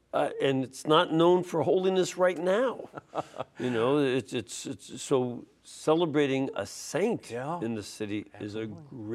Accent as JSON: {"language": "English", "town": "Chicago", "region": "Illinois", "country": "United States", "tie": "born or raised there", "said": "I was born in Chicago."}